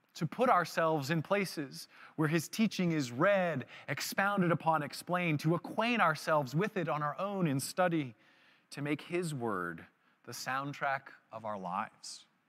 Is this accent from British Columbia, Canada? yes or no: yes; Vancouver, British Columbia, Canada; I was married and from Vancouver